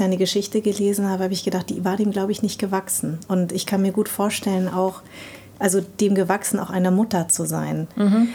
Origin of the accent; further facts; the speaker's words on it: Darmstadt, Hesse, Germany; Ich bin in Darmstadt geboren und meine Eltern kommen aus Vietnam.